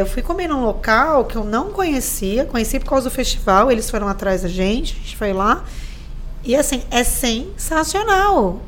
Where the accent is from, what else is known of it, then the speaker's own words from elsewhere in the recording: São Vicente, São Paulo, Brazil; also born or lived in Santos; eu nasci em Santos, mas moro aqui a vida inteira